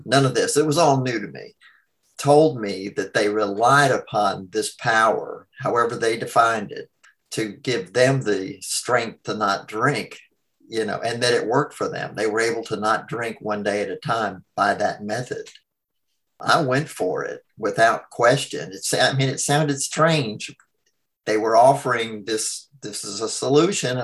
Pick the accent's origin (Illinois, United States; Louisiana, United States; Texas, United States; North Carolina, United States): North Carolina, United States; Greensboro; I'm from Greensboro, North Carolina